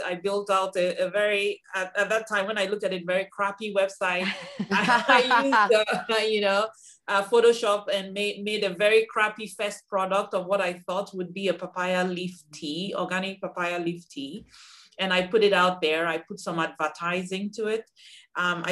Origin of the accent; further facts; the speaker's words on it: Nigeria; moved away as an adult; now in United States; I'm originally from Nigeria. I came to the US in 1999 to pursue an advanced degree in engineering